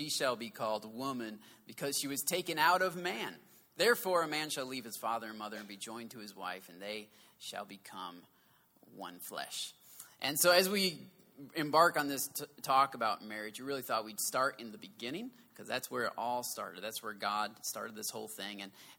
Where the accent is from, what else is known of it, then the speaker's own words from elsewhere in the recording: the South, United States; accent: southern; That's my southern accent.